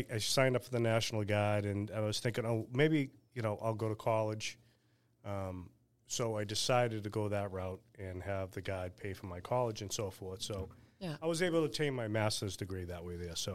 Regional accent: Weymouth, Massachusetts, United States; also born or lived in Boston / Quincy; Spent two years there, and then we moved to Quincy. Then at age, I think it was eleven or twelve, we moved to Weymouth.

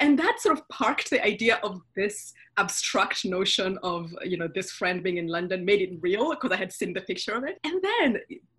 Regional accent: Western Kenya, Kenya; moved away as an adult; also born or lived in United States; So I'm Kenyan, so born and raised in Kenya.

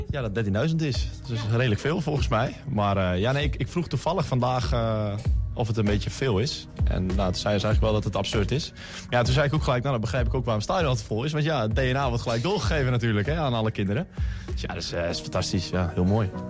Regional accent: Enschede, Overijssel, Netherlands; Dat komt gewoon, wij wonen in Twente en ik kom ook uit Enschede.

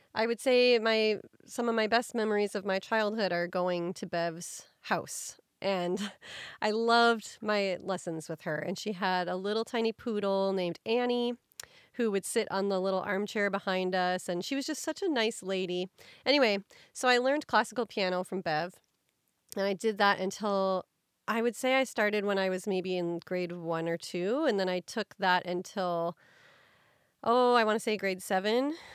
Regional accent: Midwest, United States; I grew up in the Midwest

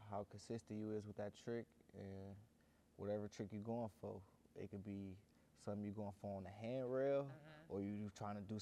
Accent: Cleveland, Ohio, United States; I'm from Cleveland too.

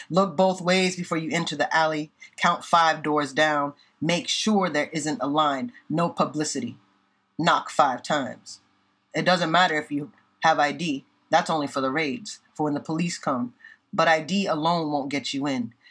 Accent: Indiana, United States; now in Boston, United States; I'm from Indiana

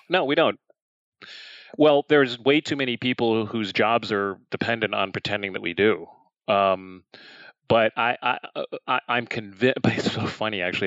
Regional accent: Chicago, Illinois, United States; moved away as an adult; also born or lived in New York; I grew up in Chicago, which is the the third largest city here in the United States and grew up in the city.

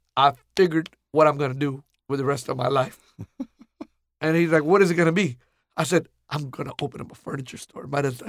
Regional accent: Pakistan; now in Houston, United States; Before we came from Pakistan, my dad was in drapery business and furniture business briefly.

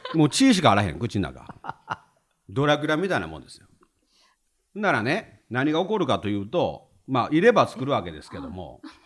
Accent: Himeji, Hyogo, Japan; 兵庫県の姫路市っていうところ出身なんですね

